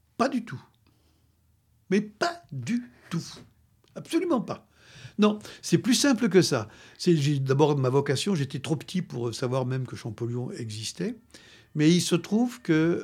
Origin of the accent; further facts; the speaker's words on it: France; je suis français